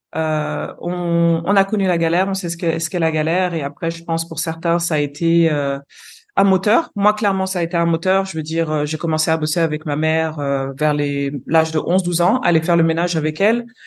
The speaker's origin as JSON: {"language": "French", "town": "Lyon", "region": "Auvergne-Rhône-Alpes", "country": "France", "tie": "born or raised there", "also_born_or_lived": "London / Brazil / Curaçao", "moved": "as an adult", "lives_now": "Nigeria", "said": "moi, je suis née, j'ai grandi à Lyon, d'origine capverdienne"}